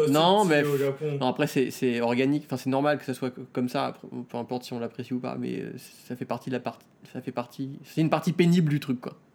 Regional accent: France; moved away as an adult; now in Tokyo, Japan; je suis arrivé en, euh, donc de France à Tokyo euh, en 2007.

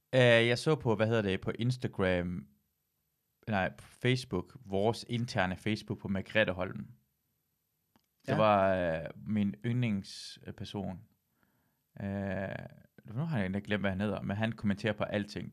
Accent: Iran; jeg er iraner

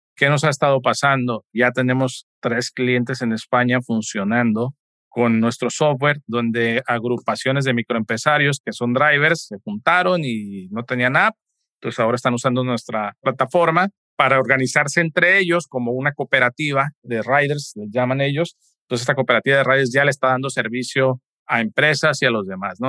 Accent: Mexico; somos los únicos mexicanos haciendo esto

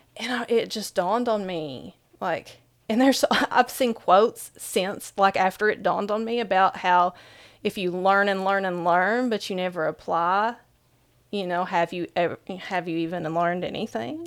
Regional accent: Whitesburg, Kentucky, United States; in my hometown, Whitesburg, Kentucky, there's around fifteen hundred people

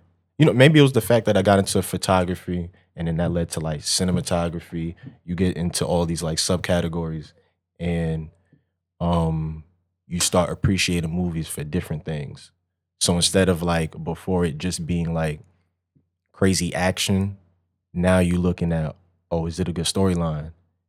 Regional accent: Long Island, New York, United States; also born or lived in Connecticut / North Carolina / Texas; I was born in New York and then moved around different spots in New York and then moved to Connecticut, then moved to North Carolina, then Texas. So by the time I got back to Long Island, where I'm from

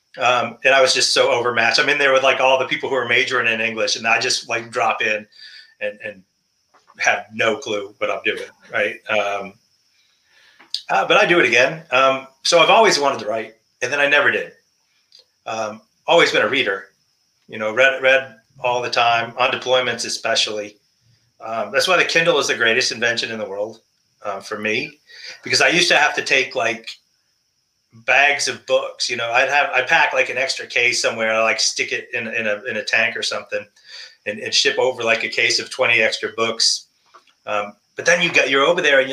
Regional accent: New Hampshire, United States; moved away as an adult; I grew up in New Hampshire

